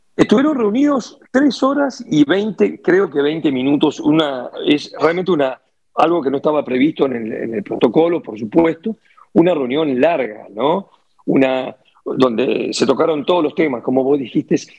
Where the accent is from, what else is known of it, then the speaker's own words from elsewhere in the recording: Uruguay; yo soy uruguayo